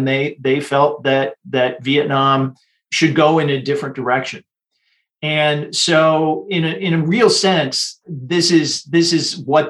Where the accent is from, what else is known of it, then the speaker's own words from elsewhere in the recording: Michigan, United States; moved away as an adult; also born or lived in Taiwan; when I was in high school growing up in Michigan